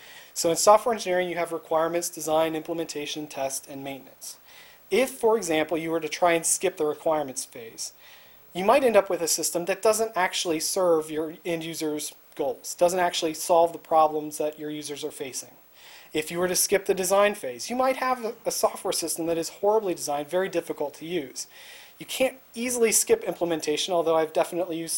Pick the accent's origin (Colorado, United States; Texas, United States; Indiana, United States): Indiana, United States; I grew up in Indiana